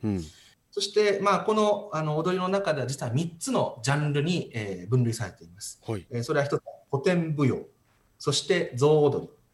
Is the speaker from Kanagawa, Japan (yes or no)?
no; Naha, Okinawa, Japan; also born or lived in Tomigusuku, Okinawa; 生まれはあの沖縄県の豊見城市生まれなんですけど、育ちは那覇市です。